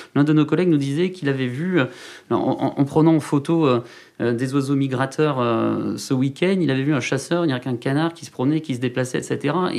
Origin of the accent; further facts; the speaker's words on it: Saint-Paul-lès-Dax, Nouvelle-Aquitaine, France; Je suis originaire des Landes.